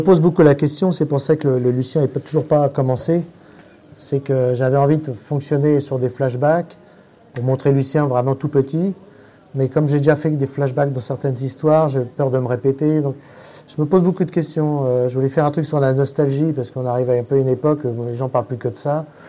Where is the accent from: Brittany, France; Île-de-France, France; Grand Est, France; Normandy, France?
Île-de-France, France; Paris; Pour ne pas me faire repérer en tant que parisien